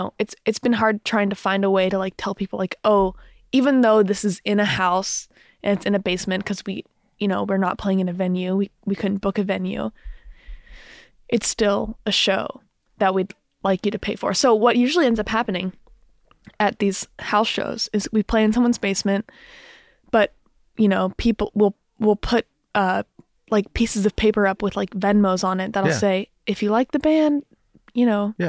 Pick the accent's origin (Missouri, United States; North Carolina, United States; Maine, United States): North Carolina, United States; Durham; like lived in my hometown